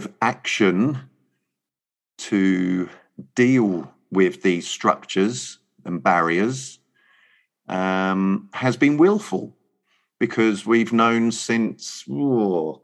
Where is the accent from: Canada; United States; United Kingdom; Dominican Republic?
United Kingdom; England